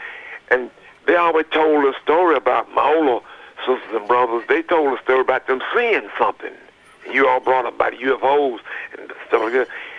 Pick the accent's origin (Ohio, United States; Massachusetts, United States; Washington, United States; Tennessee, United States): Tennessee, United States; Smyrna; also born or lived in Murfreesboro, Tennessee; I'm originally from Smyrna, Tennessee, Hilltop, they used to call it.